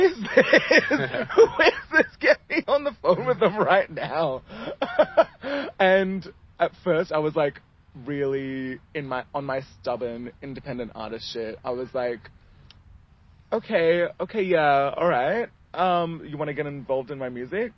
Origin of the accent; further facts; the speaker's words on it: Ethiopia; moved away; also born or lived in England; So I was born in England. Mm-hmm. And then we moved to Ethiopia like when I was pretty much starting kindergarten.